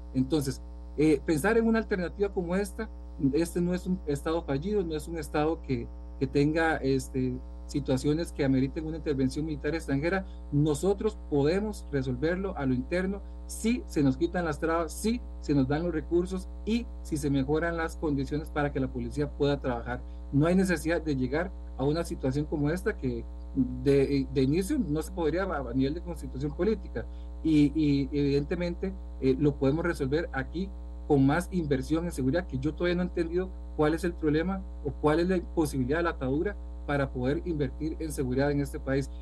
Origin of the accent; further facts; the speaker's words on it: Costa Rica; como, costarricense